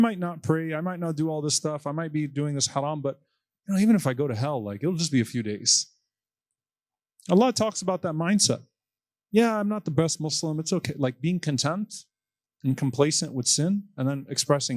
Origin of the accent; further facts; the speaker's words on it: Texas, United States; our restaurants in Texas